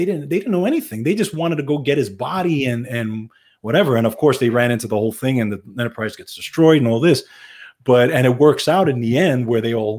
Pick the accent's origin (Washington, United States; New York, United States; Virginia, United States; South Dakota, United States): New York, United States; New York City; We're both New Yorkers, right? We grew up in New York City.